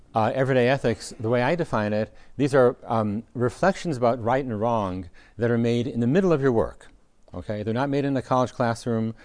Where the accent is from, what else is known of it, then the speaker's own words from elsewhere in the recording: United States; as, as American